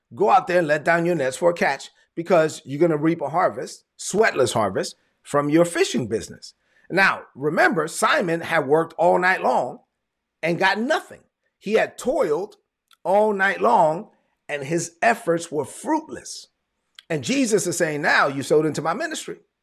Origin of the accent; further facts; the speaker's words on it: New York City, New York, United States; moved away; I'm from Brooklyn.